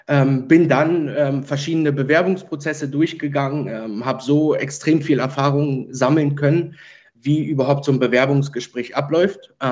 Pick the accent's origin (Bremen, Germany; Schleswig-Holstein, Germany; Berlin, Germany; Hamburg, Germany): Berlin, Germany; born there; Genau, also ich bin äh, in Ge Berlin geboren, wohne noch heute in Berlin